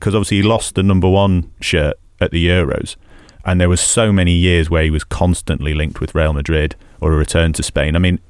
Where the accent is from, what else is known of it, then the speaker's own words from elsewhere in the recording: Salford, North West England, United Kingdom; accent: Manc; And I grew up in Salford.